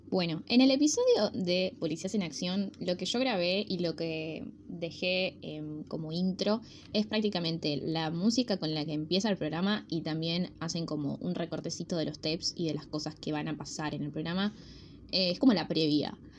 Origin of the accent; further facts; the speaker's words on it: Rosario, Santa Fe, Argentina; somos los rosarinos